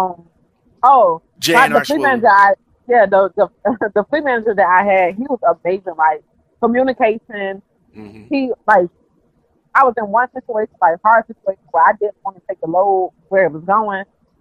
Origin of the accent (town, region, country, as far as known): Richmond, Virginia, United States